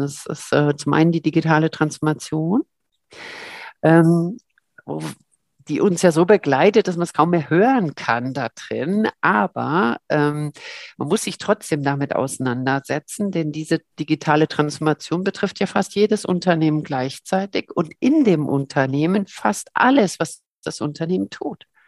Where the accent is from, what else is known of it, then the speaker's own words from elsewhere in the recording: Berlin, Germany; moved away as an adult; also born or lived in Cologne; now in St. Gallen, Switzerland; Köln geboren, aber ich fühle mich sehr als Berlinerin äh, da drin. Also mit einem kleinen Kindesalter bin ich da hingekommen